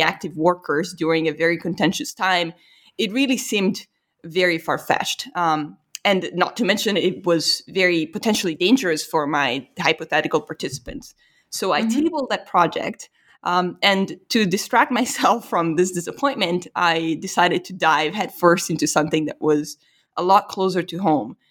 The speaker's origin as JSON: {"language": "English", "country": "Italy", "moved": "yes", "said": "I was from Italy"}